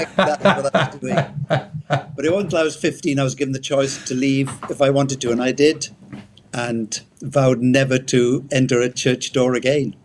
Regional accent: Wales, United Kingdom; accent: Welsh; moved away as an adult; I'm Welsh. Um, left Wales many many years ago. Yeah, I was brought up first 18 years in Wales

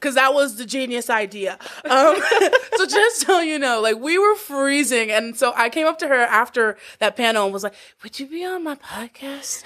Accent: Texas, United States; I'm from Texas

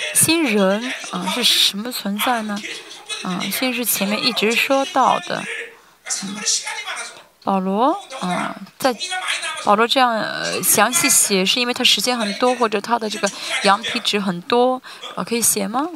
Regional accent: South Korea; 我是韩国人嘛

